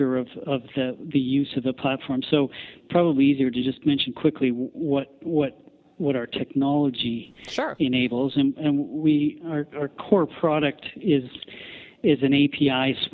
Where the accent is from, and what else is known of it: Canada